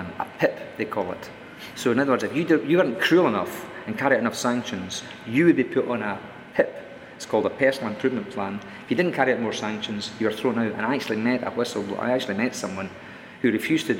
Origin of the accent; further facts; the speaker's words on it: Scotland, United Kingdom; I'm Scottish